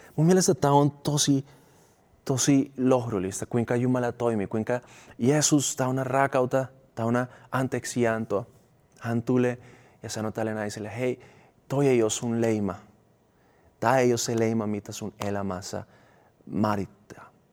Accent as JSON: {"language": "Finnish", "country": "Colombia", "second_language": "Finnish", "moved": "yes", "lives_now": "Finland", "said": "mä oon sieltä kotoisin"}